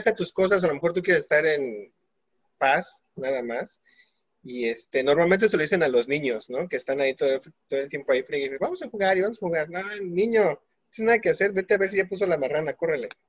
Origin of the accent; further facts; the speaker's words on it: Mexico; Creo que hay palabras que realmente nos definen como mexicanos y cuando vamos al extranjero, automáticamente nos, nos identifican por esas palabras